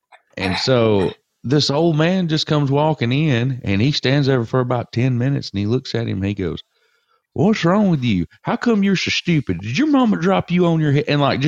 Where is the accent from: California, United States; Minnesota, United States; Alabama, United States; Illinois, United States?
Alabama, United States; Northwest; I'm from Northwest Alabama.